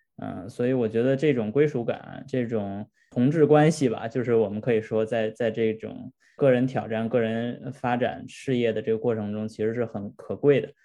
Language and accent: Chinese; China; 我们本身中国人的文化背景就是比较内敛的